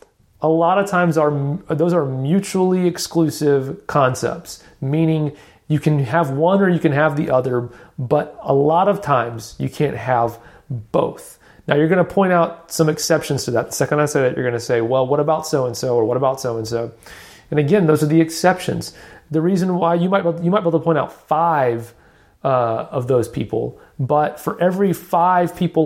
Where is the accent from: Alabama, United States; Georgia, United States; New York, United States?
Alabama, United States; born there; accent: Southern; I'm Southern. I was born in Alabama. I'm not kidding anybody. I fake not having a Southern accent, but that was my attempt to embrace my roots.